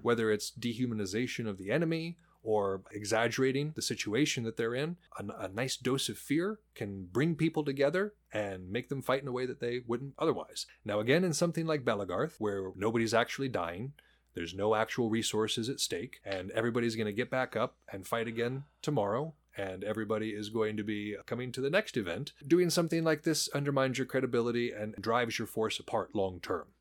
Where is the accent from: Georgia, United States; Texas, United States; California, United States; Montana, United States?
Montana, United States; I'm from Montana.